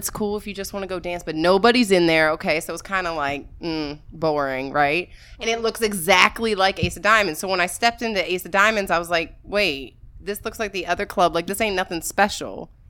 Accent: Washington, District of Columbia, United States; my hometown, the DMV, DC

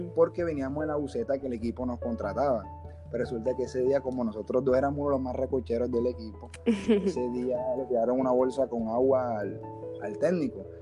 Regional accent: Barranquilla, Atlántico, Colombia; now in Soledad, Colombia; En Barranquilla y vivo en Soledad

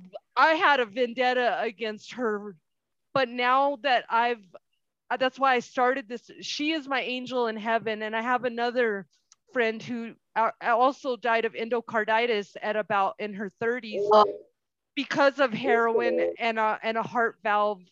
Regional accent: Albuquerque, New Mexico, United States; moved away; I'm from Albuquerque.

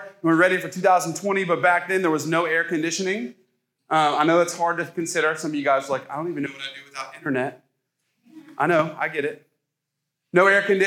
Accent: Ohio, United States; now in the South, United States; I'm from Ohio. I came down here.

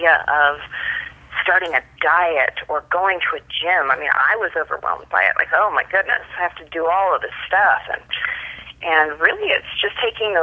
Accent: Tanana, Alaska, United States; moved away; I grew up that way in Tanana, Alaska

